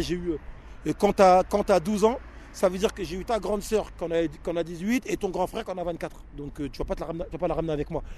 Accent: Paris, Île-de-France, France; je suis né côté Place des Fêtes, donc un peu plus haut. Et, je suis arrivé sur ce secteur en 89

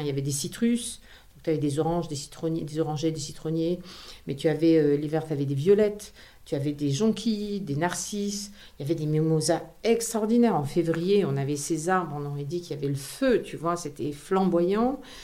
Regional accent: Grasse, Provence-Alpes-Côte d'Azur, France; moved away as an adult; also born or lived in Paris; j'ai grandi à Grasse

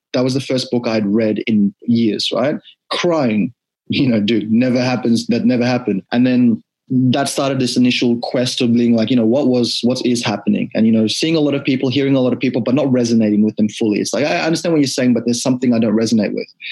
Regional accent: Fiji; now in Australia; born in Australia, but growing up, my first memories of life in Fiji

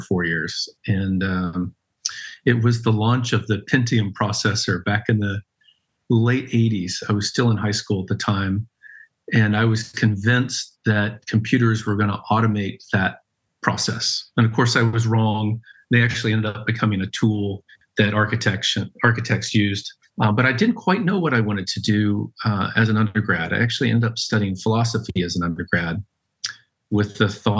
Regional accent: just outside of Knoxville, Tennessee, United States; I grew up in Tennessee in a town just outside of Knoxville.

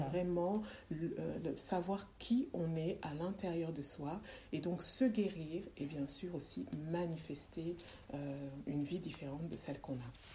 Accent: Montpellier, Occitania, France; accent: Frenchy; moved away as an adult; also born or lived in Democratic Republic of the Congo / Belgium; je suis née au Congo. Euh, je n'ai pas grandi au Congo. Euh, j'ai grandi dans le sud de la France, euh, très exactement à Montpellier

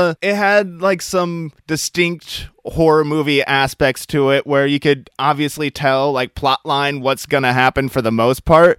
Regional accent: Midwest, United States; moved away; I'm originally from the Midwest here in the United States

